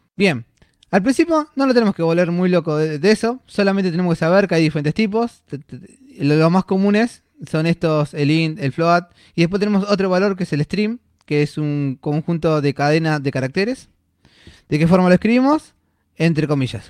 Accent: Buenos Aires, Argentina; soy de acá de Buenos Aires

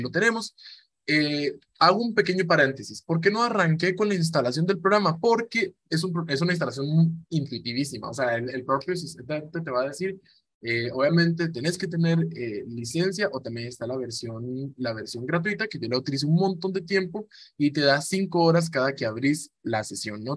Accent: Cartago, Costa Rica; Yo provengo de Costa Rica, de la noble y leal ciudad de Cartago, aquí en Costa Rica

